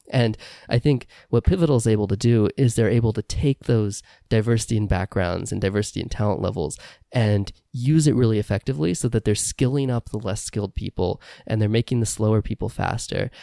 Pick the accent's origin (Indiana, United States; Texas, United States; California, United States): Indiana, United States; moved away; I grew up in Indiana